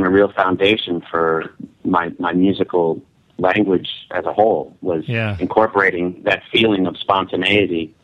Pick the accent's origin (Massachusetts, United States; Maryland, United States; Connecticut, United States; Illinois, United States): Connecticut, United States; now in New York, United States; ever since I was a young lad growing up in Connecticut